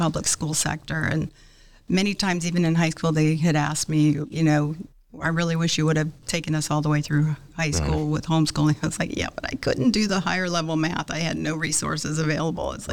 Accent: Lakeland, Florida, United States; now in Orlando, United States; I grew up in Lakeland here in Florida

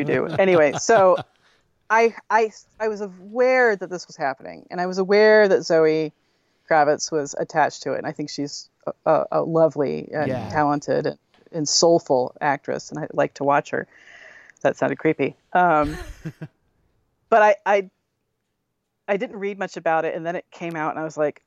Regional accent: Connecticut, United States; I grew up in Connecticut, down by the city

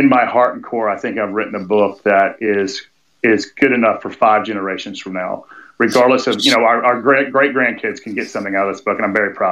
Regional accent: Atlanta, Georgia, United States; I was born in South Fulton Hospital in South Atlanta, Georgia, Southeast United States.

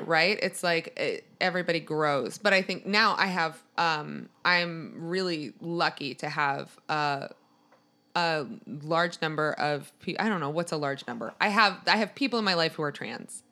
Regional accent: Maryland, United States; I'm from Maryland, which is outside of D C

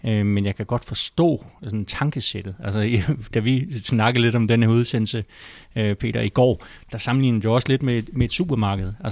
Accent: Holbæk, Zealand, Denmark; born there; also born or lived in Falster / Hvidovre; now in Frederiksberg, Denmark; Øhm, jeg er født i Holbæk, og så har boet på Falster, og så har jeg faktisk også boet en gang i Hvidovre, og nu bor jeg på Frederiksberg.

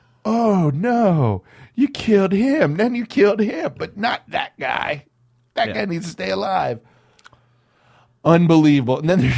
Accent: Los Angeles, California, United States; I grew up in South Central.

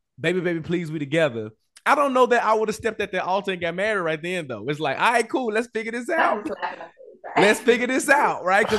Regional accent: Memphis, Tennessee, United States; I'm from Memphis.

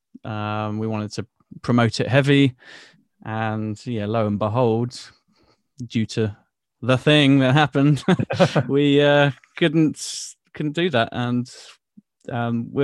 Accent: Bournemouth, South West England, United Kingdom; in my hometown in Bournemouth

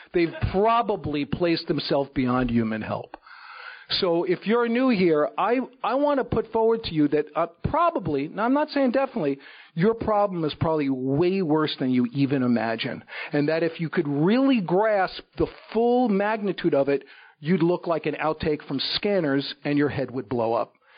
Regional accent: New York City, New York, United States; moved away; I was brought up in the Bronx in New York City.

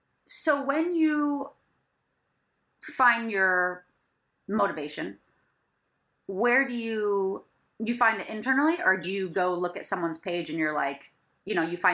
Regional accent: Michigan, United States; now in New York City, United States; because I'm from Michigan.

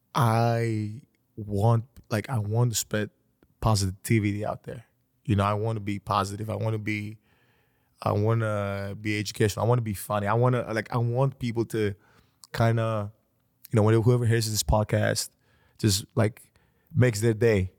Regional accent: Greece; I come from Greece

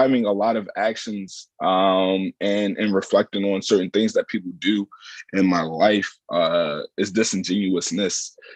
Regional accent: Baltimore, Maryland, United States; moved away as an adult; I'm originally from Baltimore, Maryland. I came up here from Baltimore, Maryland

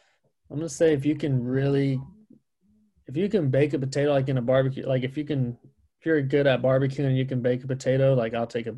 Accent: Modesto, California, United States; I grew up in Modesto

